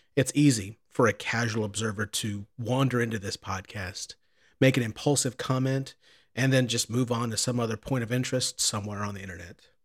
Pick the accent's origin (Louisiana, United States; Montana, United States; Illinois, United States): Illinois, United States; Southern; I'm from Southern Illinois